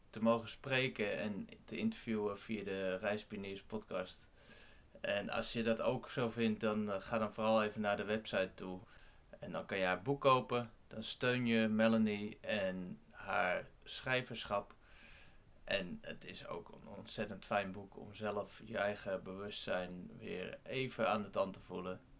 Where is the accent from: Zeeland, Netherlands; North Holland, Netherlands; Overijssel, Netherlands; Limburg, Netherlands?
North Holland, Netherlands; Castricum; Ik kom uit Castricum.